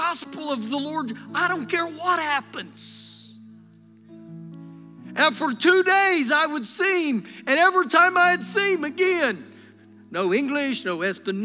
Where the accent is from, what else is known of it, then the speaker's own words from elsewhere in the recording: United States; us as American Christians